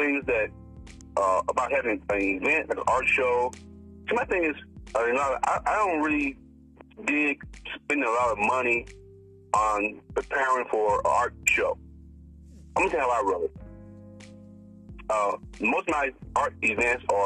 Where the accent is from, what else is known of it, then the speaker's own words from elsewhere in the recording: Hillsboro, Alabama, United States; now in California, United States; I'm from the country. I grew up in Alabama